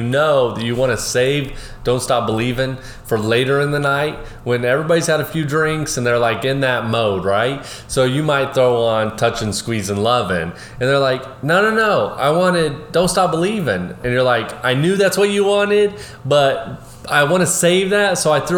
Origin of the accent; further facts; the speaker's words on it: Oklahoma, United States; moved away; also born or lived in Houston, Texas; I'm from Oklahoma originally. My dad had a little 20-acre gentleman farm. School was K through 12, 600 students.